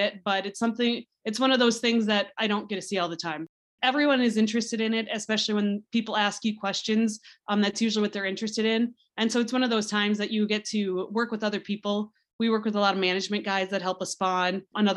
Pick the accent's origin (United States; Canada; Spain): United States; South Dakota; I grew up in South Dakota, and I really like South Dakota, so it's really somewhere where I wanted to stay.